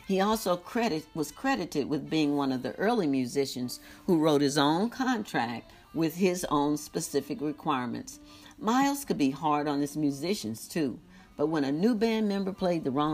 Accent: St. Louis, Missouri, United States; I'm from St. Louis

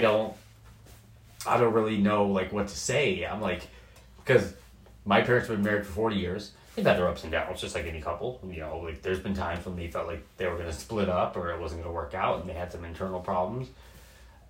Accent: Portland, Oregon, United States; moving to the Pacific Northwest and growing up in Portland my whole life

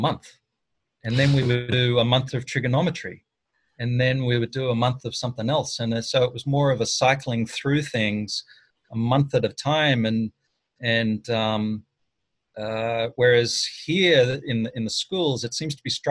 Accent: Armidale, New South Wales, Australia; moved away as an adult; now in United States; my hometown is a place called Armidale.

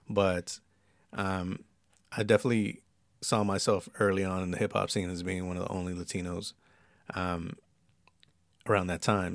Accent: San Bernardino, California, United States; also born or lived in East Los Angeles; I lived in San Bernardino for twelve years. I graduated high school in the I E and everything

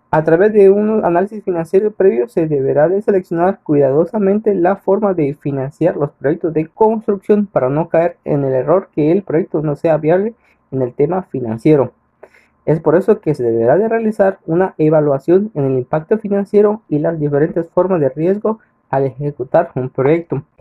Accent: Catalina, San Marcos, Guatemala; Soy originario de Catalina San Marcos.

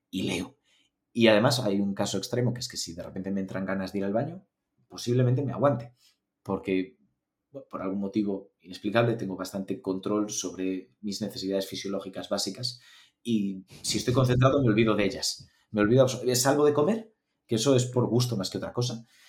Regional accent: Galicia, Spain; yo estudié en Galicia, yo soy gallego

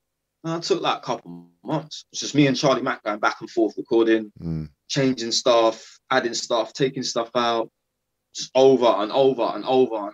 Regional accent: London, United Kingdom; growing up in London on the streets when I was younger

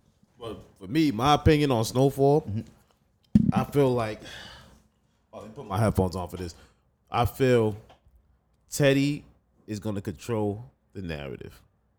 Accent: Mali; We're from the Mali.

